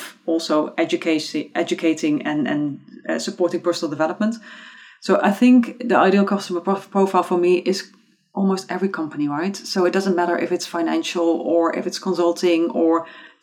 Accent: Eindhoven, North Brabant, Netherlands; born and raised in Eindhoven in the Netherlands

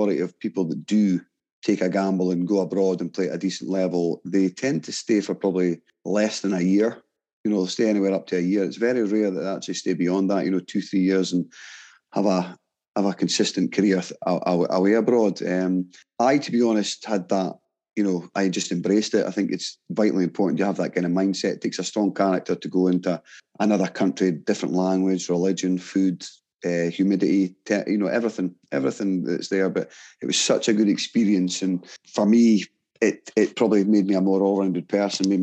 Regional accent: Aberdeen, Scotland, United Kingdom; born or raised there; also born or lived in Kazakhstan

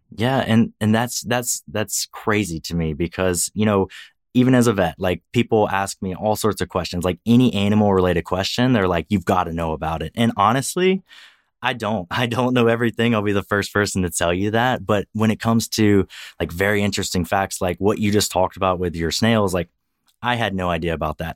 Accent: Louisiana, United States; now in Texas, United States; I work as a veterinarian in Texas, although I'm originally from Louisiana.

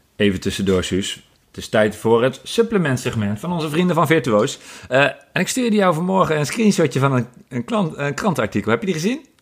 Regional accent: Apeldoorn, Gelderland, Netherlands; mijn geboortestad Apeldoorn

